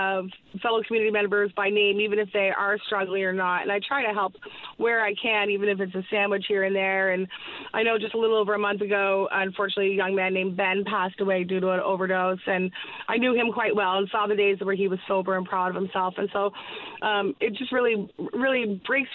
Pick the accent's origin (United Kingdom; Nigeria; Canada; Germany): Canada; Northern Ontario; also born or lived in British Columbia / Ottawa; now in Newfoundland and Labrador, Canada; I moved here actually from Ottawa, but I'm originally from British Columbia, but mostly raised in Northern Ontario